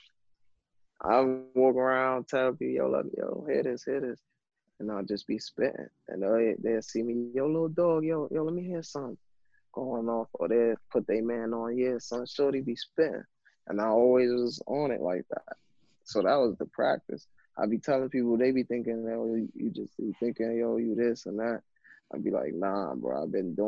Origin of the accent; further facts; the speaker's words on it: New York City, New York, United States; I'm coming from Brooklyn.